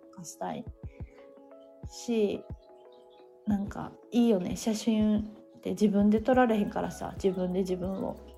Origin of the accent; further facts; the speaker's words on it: Sanda, Hyogo, Japan; 私の地元の三田市